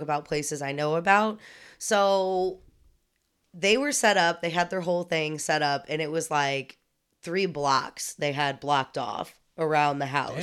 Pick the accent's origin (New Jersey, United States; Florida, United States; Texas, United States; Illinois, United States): Illinois, United States; Alton; moved away; also born or lived in Saint Louis, Missouri; I'm from Alton, but then I moved to Saint Louis